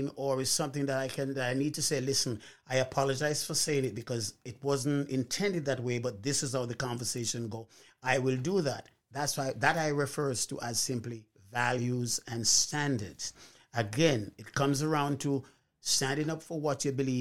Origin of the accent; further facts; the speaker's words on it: Jamaica; moved away; When I grew up in Jamaica, as a young man